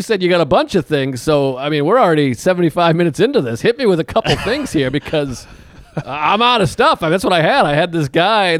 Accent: New England, United States; I'm from New England.

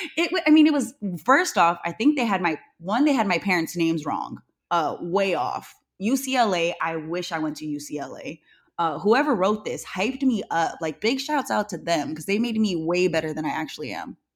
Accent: Newman, California, United States; I grew up in Newman, and a lotta people don't even know where Newman is. I call it Two Stoplight, California

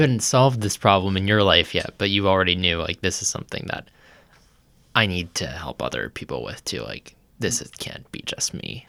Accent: Lynchburg, Virginia, United States; now in Nashville, United States; we grew up in Lynchburg, Virginia

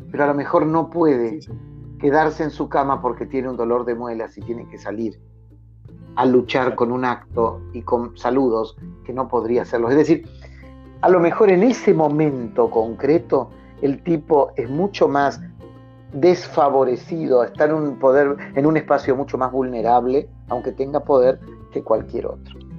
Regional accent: Esquina, Corrientes, Argentina; desemboca justo frente a la ciudad donde nací y donde vivo, en el Paraná, en, en un delta maravilloso, y la ciudad hace un recodo para que el río muera en el Paraná. Entonces, esa es la esquina, ¿no?

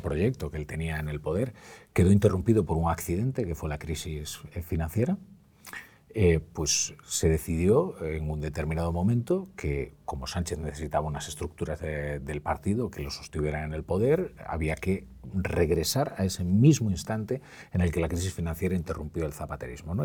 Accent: Galicia, Spain; yo soy un gallego que, que no dice graciñas

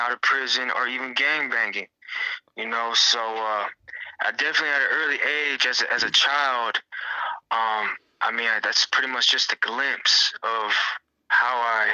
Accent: Long Beach, California, United States; I was born in Long Beach, California, in the year of 1994

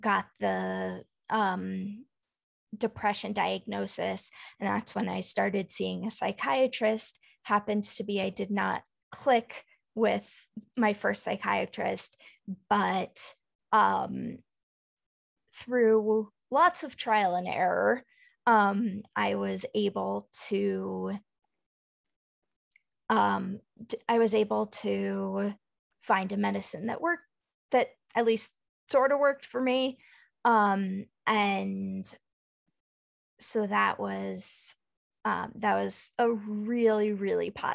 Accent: Dallas, Texas, United States; moved away; I grew up in Dallas

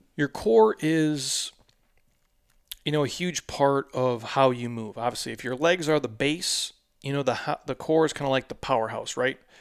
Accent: Midwest, United States; I'm from the Midwest, born and raised, so these are my people

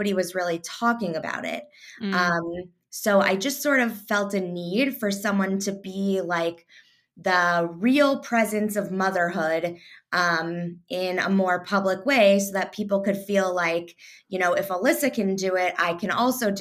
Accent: Louisville, Kentucky, United States; moved away as an adult; also born or lived in Indiana; now in Chicago, United States; I was raised in Louisville, Kentucky.

